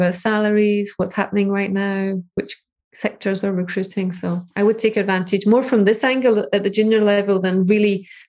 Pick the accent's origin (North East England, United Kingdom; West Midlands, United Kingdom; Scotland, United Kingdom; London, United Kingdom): Scotland, United Kingdom; So I'm Scottish, I'm a mechanical engineer, I want to be a data scientist.